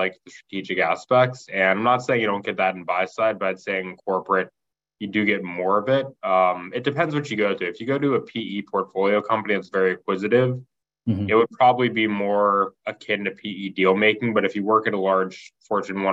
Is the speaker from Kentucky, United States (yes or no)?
yes; Kentucky, United States; moved away as an adult; also born or lived in Indiana; I grew up in Kentucky